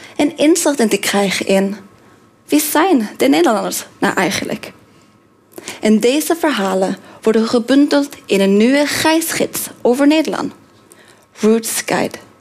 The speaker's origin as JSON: {"language": "Dutch", "country": "Norway", "tie": "born or raised there", "also_born_or_lived": "Korea / Australia / Indonesia / Tajikistan", "second_language": "Dutch", "moved": "as an adult", "lives_now": "Netherlands", "said": "ik kom uit Noorwegen"}